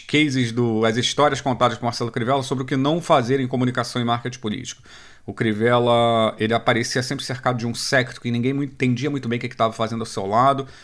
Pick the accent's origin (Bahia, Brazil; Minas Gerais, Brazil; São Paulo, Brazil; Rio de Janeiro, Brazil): Rio de Janeiro, Brazil; eu sou aqui do Rio